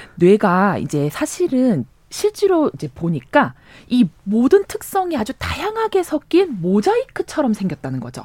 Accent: Busan, South Korea; 고향 부산에 있는 공립대학에도 붙고

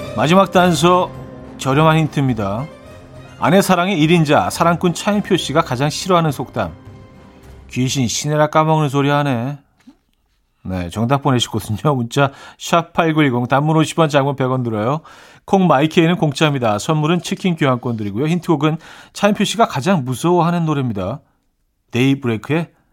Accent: Seoul, South Korea; also born or lived in Chungju, North Chungcheong (parents' hometown) / Yangjae-dong; 저는 사실 뭐 서울에서 태어났지만 부모님들이 이제 뭐 충북 충주가 고향이시기 때문에 항상 물어보면 그냥 야, 충북 출신입니다.

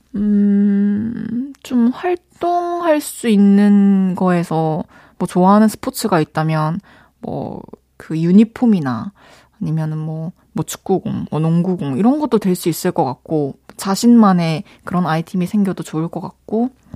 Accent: Daegu, South Korea; 저도 대구에서 태어났답니다

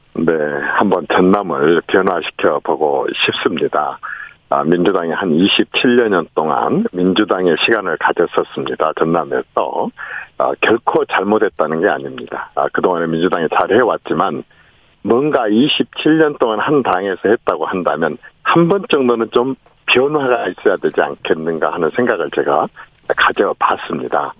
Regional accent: Honam, South Korea; 그 호남 출신인 제가

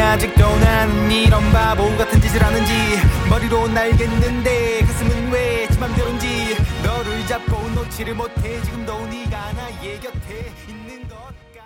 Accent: Busan, South Korea; moved away as an adult; also born or lived in Changwon; now in Gimhae, South Korea; 제가 원래 고향은 부산입니다.

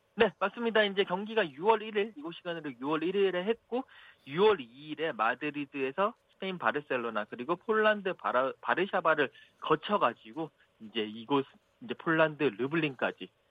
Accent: South Korea; 제가 이제 한국에서 왔다고

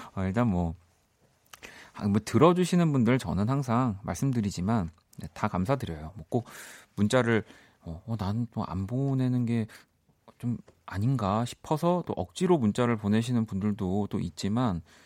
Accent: South Korea; 대한민국 사람으로서는

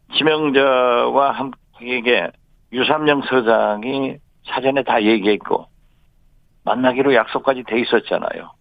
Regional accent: Jindo, South Jeolla, South Korea; 제 고향 진도에

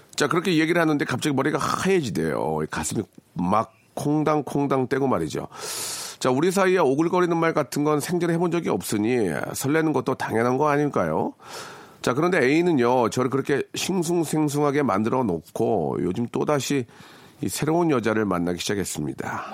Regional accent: Jeonju, North Jeolla, South Korea; 제 고향이거든요.

